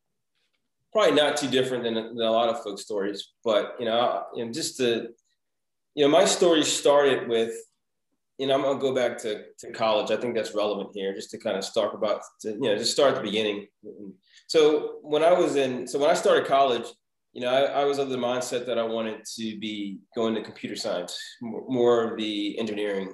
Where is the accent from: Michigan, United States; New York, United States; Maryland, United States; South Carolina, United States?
Maryland, United States; Baltimore; a startup that was in my hometown of Baltimore